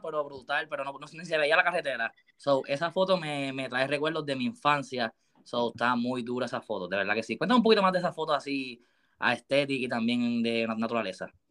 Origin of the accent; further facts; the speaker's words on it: Aguas Buenas, Puerto Rico; also born or lived in Caguas, Puerto Rico; yo soy de Agua Buena, pues ya soy de Agua Buena, Agua Buena, Cagua, porque me crié Agua Buena, pero también Cagua